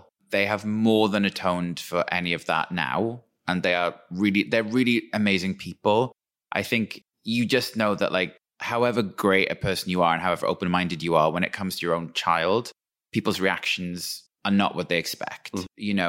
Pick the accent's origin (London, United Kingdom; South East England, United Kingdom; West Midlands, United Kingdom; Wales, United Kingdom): Wales, United Kingdom; where I'm from is like the kind of Welsh equivalent of Twin Peaks, like old coal mining valley.